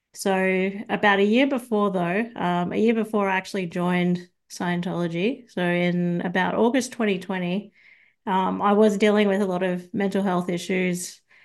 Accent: Sydney, New South Wales, Australia; now in Brisbane, Australia; originally, I'm from Sydney, but I moved to, uh, Brisbane about thirteen years ago

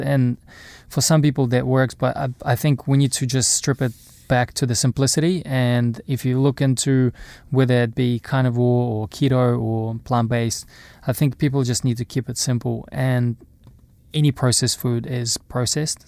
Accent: Irkutsk, Irkutsk Oblast, Russia; also born or lived in Napier, New Zealand / Auckland, New Zealand; now in New Zealand; growing up in Russia, playing sports

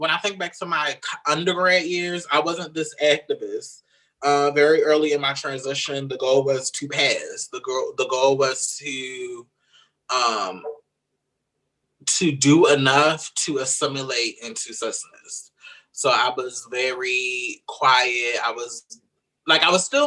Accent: Baltimore, Maryland, United States; I'm originally from Baltimore, Maryland

